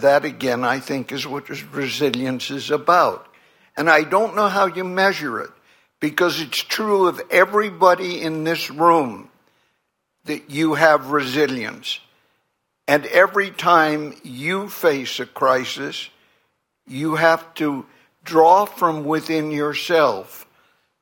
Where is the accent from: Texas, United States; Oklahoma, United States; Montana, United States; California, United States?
California, United States; I grew up in California with 6 million people, essentially white, Protestant, middle class